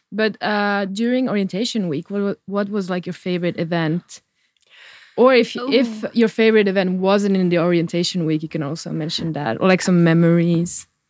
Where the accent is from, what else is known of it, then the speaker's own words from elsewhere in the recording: Porvoo, Uusimaa, Finland; it's my hometown